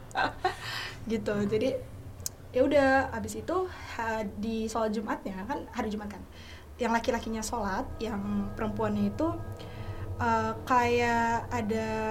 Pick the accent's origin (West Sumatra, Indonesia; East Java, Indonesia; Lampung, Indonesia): Lampung, Indonesia; Bandar Lampung; moved away as an adult; now in Jakarta, Indonesia; gue asal Bandar Lampung, tapi sekarang udah di Jakarta